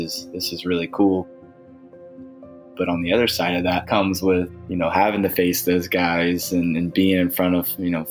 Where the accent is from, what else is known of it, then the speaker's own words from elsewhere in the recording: DeLand, Florida, United States; growing up in DeLand, Florida, as a young kiddo